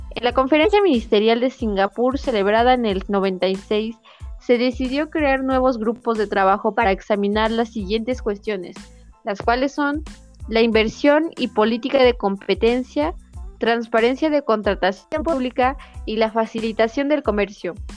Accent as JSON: {"language": "Spanish", "country": "Mexico", "said": "aunque es mexicano somos nosotros"}